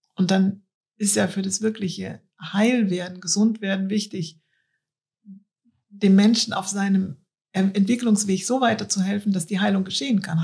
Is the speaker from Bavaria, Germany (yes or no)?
no; Cologne, North Rhine-Westphalia, Germany; Ich bin ja in der Innenstadt von Köln aufgewachsen